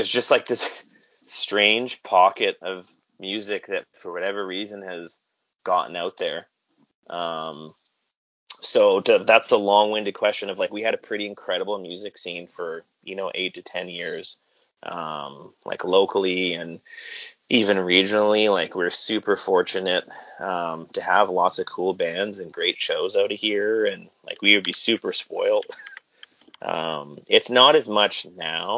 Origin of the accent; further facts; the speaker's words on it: Kelowna, British Columbia, Canada; I grew up in Kelowna, and when I was young there was like 75,000 people here